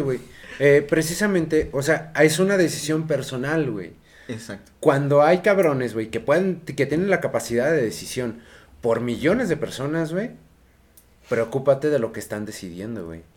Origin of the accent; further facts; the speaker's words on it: Mexico; como mexicanos